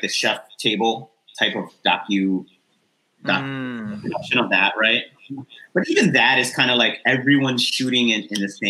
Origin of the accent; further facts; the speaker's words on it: New York City, New York, United States; I grew up in New York City.